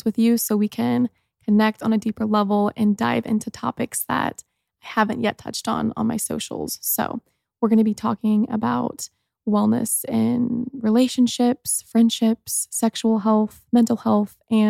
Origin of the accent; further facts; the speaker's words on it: Mooresville, Indiana, United States; I grew up in Mooresville, Indiana, and I had such a fun childhood